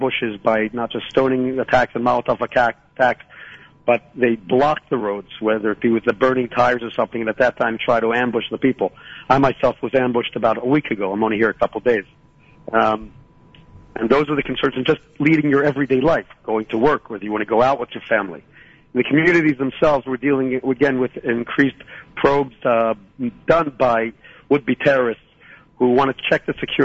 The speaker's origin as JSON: {"language": "English", "town": "Philadelphia", "region": "Pennsylvania", "country": "United States", "tie": "born or raised there", "moved": "yes", "lives_now": "Shiloh, Israel", "said": "I was born in Philadelphia, and I made Aliyah in 1978"}